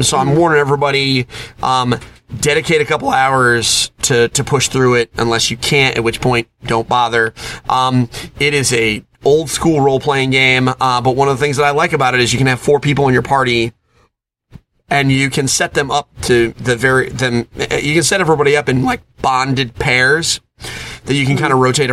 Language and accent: English; Connecticut, United States; I picked the Boston Bruins because I'm from Connecticut